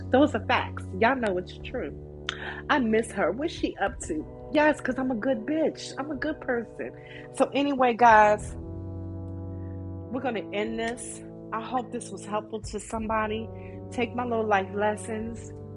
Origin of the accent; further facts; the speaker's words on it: Maryland, United States; I'm from Maryland